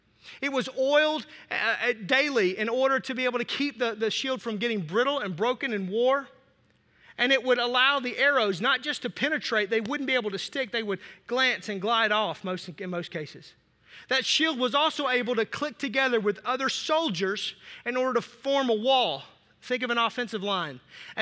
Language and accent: English; Racine, Wisconsin, United States; I'm from Racine, southern Wisconsin.